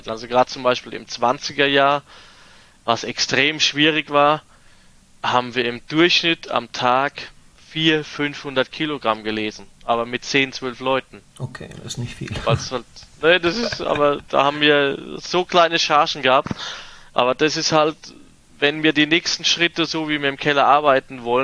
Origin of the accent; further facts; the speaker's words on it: Rhineland-Palatinate, Germany; ich meine, ich komme als Quereinsteiger aus der Pfalz und habe dann eigentlich so meine ersten Weine in der Wachau gemacht